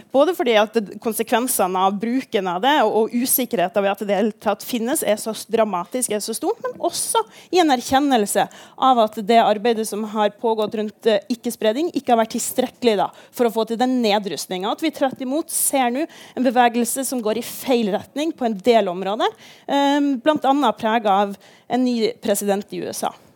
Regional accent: Kirkenes, Troms og Finnmark, Norway; jeg kommer fra Kirkenes

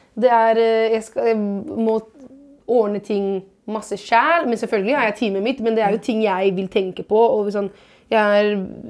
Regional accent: Italy; now in Norway; som italiener

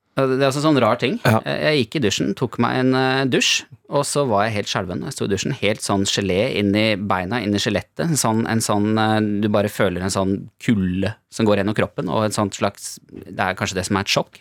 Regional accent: Norway; moved away as an adult; also born or lived in Ukraine; jeg er nordmann

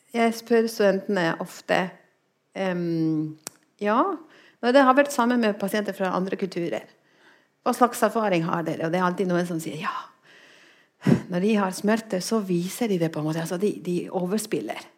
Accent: Spain; Norwegian is a second language; now in Norway; jeg kommer fra Spania

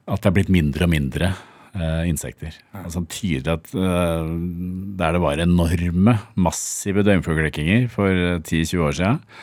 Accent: Bærum, Akershus, Norway; Jeg vokste opp på Eiksmarka

